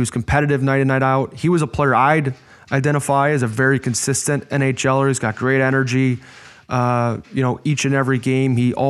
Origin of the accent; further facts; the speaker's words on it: Chicago, Illinois, United States; You know, I'm from Chicago, and again, that North American coaching model is oftentimes based on penalizing mistakes.